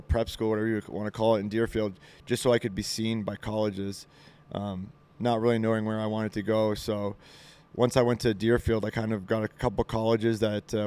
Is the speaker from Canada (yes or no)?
yes; Montreal, Quebec, Canada; I grew up in Montreal